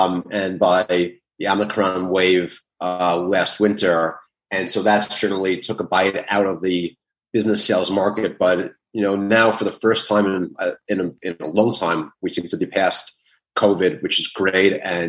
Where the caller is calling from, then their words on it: New York City, New York, United States; I am in the Big Apple, New York City.